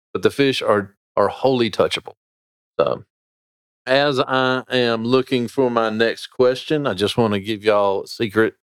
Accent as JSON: {"language": "English", "area": "Sarum Creek", "region": "North Carolina", "country": "United States", "tie": "born or raised there", "said": "I grew up fishing in Sarum Creek, learned how to fly fish there"}